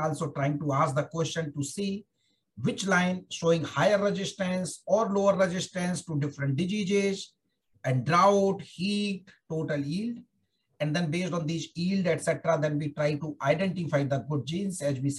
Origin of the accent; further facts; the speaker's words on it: Germany; And when I joined DecreeSat way back in 2005, and as I told you earlier, I came from Germany.